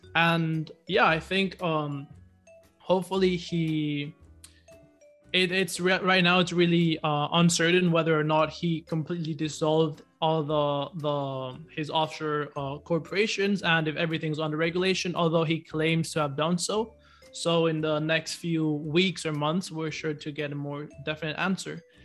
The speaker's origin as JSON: {"language": "English", "country": "Ecuador", "said": "we're both from Ecuador"}